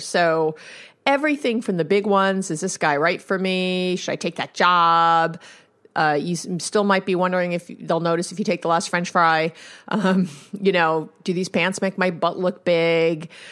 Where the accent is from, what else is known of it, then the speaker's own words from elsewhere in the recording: New York, United States; I'm a Jew from New York